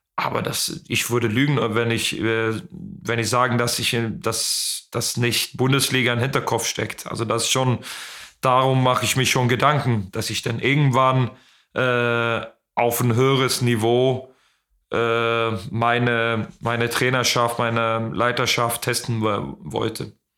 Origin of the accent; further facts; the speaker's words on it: Ystad, Skåne, Sweden; German is a second language; moved away; in Istad, äh, in meiner, wo ich, in das Haus, wo ich aufgewachsen bin.